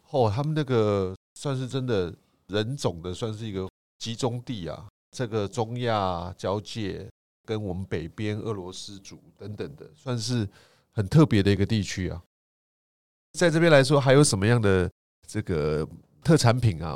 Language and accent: Chinese; Taiwan